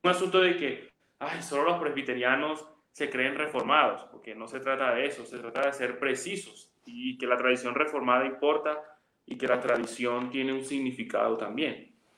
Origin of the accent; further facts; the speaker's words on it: Venezuela; moved away as an adult; now in Medellín, Colombia; yo soy venezolano. Sí, venezolano, pero yo vivo en Colombia desde hace varios años